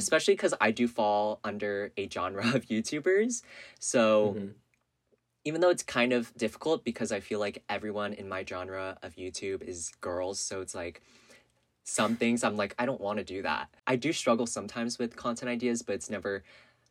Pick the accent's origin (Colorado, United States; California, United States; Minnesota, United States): California, United States; Northern; I grew up in California, Northern California.